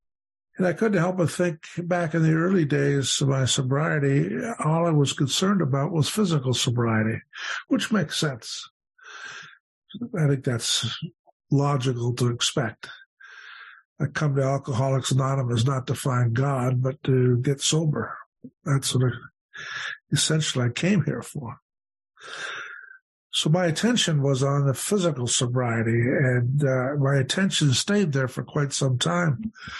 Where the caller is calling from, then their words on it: Hamilton, Ontario, Canada; And I come to you from Hamilton, Ontario, today, and looking forward very much to being with you.